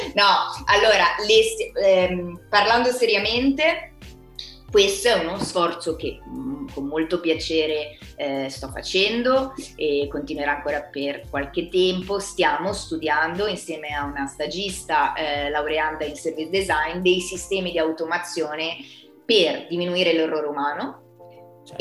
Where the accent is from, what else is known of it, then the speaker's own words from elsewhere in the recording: Trezzano sul Naviglio, Lombardy, Italy; io sono di Trezzano, se non Naviglio